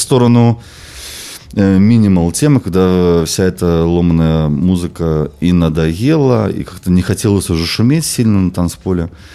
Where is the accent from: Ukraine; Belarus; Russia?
Belarus; moved away as an adult; also born or lived in London; я родом из Беларуси